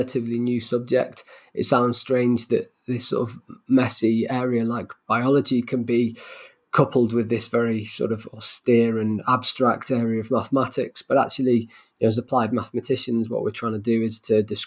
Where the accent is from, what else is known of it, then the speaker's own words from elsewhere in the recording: Manchester, North West England, United Kingdom; Manchester, my hometown